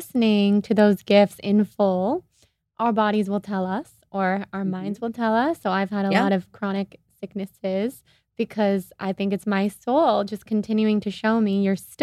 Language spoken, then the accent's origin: English; Sacramento, California, United States; now in Los Angeles, United States; I'm from Sacramento. We're here in LA. I live in LA now